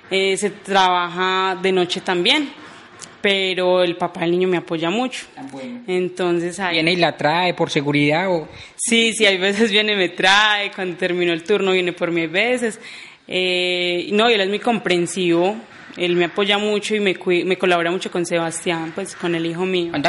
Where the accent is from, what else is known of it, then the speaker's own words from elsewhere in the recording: Jericó, Antioquia, Colombia; Claro que sí, yo soy de Jericó, 25 eh, años ya acá en Jericó.